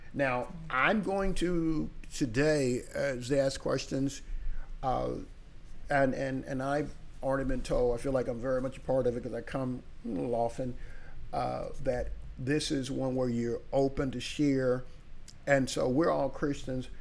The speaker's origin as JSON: {"language": "English", "region": "small town in North Carolina", "country": "United States", "tie": "born or raised there", "also_born_or_lived": "New York City, New York", "moved": "yes", "lives_now": "Tampa, United States", "said": "we moved from New York City to a small town in North Carolina"}